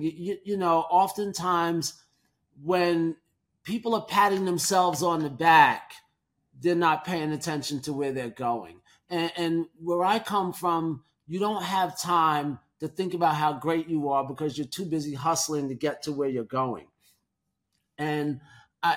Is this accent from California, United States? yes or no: no; New York City, New York, United States; being a New Yorker